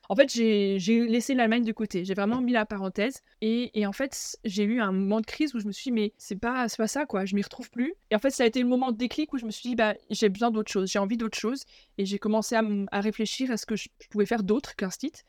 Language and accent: French; Alsace, Grand Est, France; moved away as an adult; also born or lived in Germany / Paris region, France; je suis française, j'ai euh, grandi en Alsace